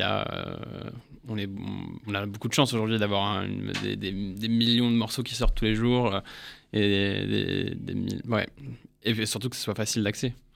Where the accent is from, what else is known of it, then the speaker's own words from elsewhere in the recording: England, United Kingdom; moved away as an adult; now in France; je suis né en Angleterre. ça fait 10 ans que je suis là, je suis venu pour les études.